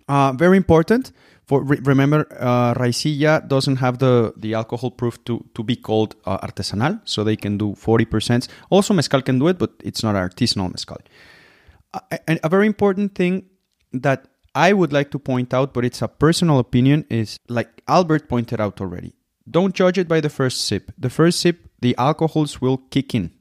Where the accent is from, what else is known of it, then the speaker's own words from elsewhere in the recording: Mexico; from Mexico